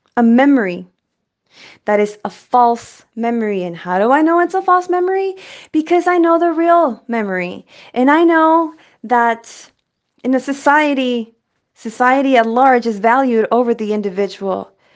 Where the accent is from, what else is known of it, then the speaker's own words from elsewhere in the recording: El Paso, Texas, United States; now in San Francisco Bay Area, United States; I'm from Texas and then became a bay bitch. I'm from El Paso, Chuco Town, nine one five vibes.